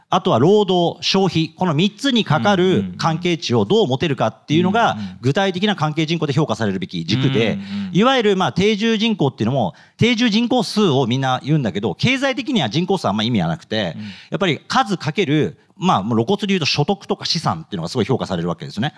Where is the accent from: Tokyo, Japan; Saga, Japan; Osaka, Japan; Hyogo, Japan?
Tokyo, Japan; 最初はあの、東京生まれで